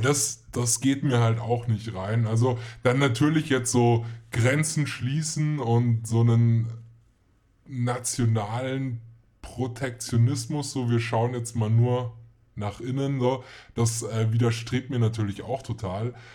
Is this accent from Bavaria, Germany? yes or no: yes; Munich, Bavaria, Germany; wir sind ja auch aus München